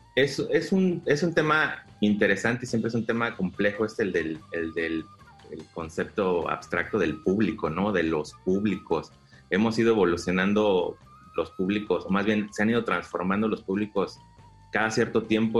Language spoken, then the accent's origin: Spanish; Mexico City, Mexico; moved away as an adult; now in Quintana Roo, Mexico; nosotros somos eh, originarios de la Ciudad de México, eh, anteriormente el Distrito Federal, o sea, somos chilangos. Nos trasladamos a Quintana Roo hace 11 años